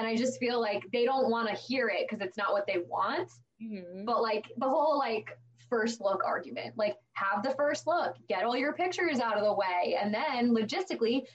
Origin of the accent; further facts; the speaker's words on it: Long Island, New York, United States; now in Pittsburgh, United States; I'm from Long Island originally